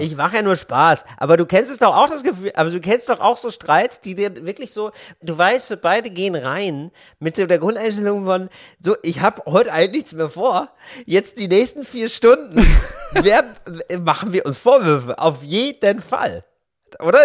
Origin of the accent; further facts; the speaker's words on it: Geldern, North Rhine-Westphalia, Germany; now in Berlin, Germany; in meinem Dorf in Geldern, in meiner Kleinstadt